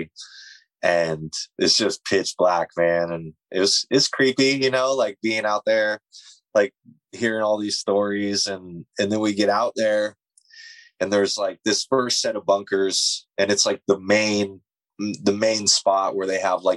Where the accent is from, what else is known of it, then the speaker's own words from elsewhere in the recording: Warrenton, Oregon, United States; there's a town between Seaside and Astoria called Warrenton, which is actually a town I grew up